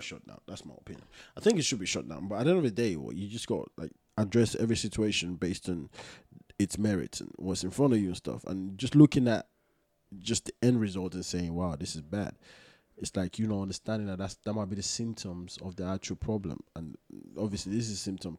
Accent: Nigeria; I'm from Nigeria

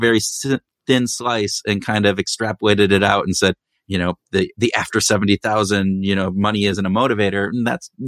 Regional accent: Minnesota, United States; we are from Minnesota, Minnesota nice

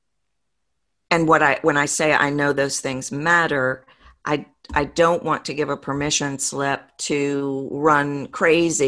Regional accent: the South, United States; accent: Southern; I'm from the South, as your audience has probably figured out from my accent.

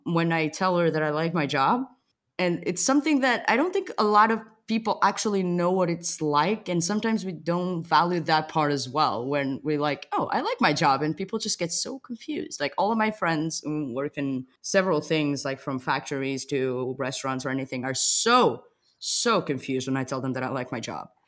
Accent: Portugal; English is a second language; moved away as an adult; now in Berlin, Germany; I'm originally from Portugal

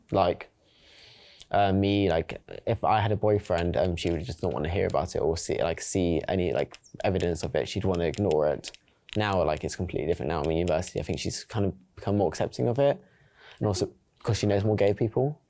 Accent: London, United Kingdom; now in Surrey, United Kingdom; I'm from South London, East London, like, I've lived around London and I also live in Surrey now

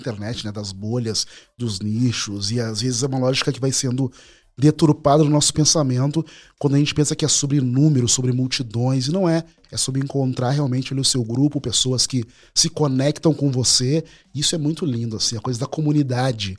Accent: Porto Alegre, Rio Grande do Sul, Brazil; eu sou porto-alegrense, nasci na Rexinha, um bairro periférico

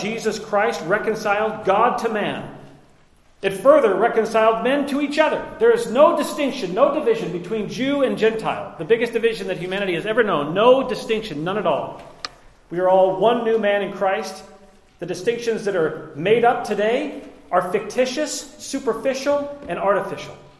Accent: Liberty Lake, Washington, United States; I was raised in Liberty Lake, Washington, in the early 80s

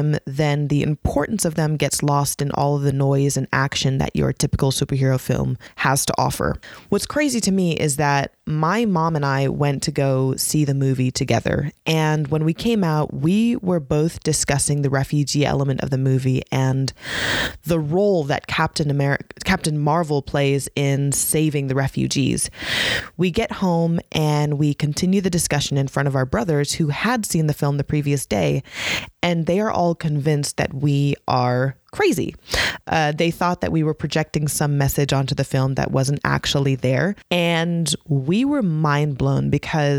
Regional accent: United States; being an American Muslim woman

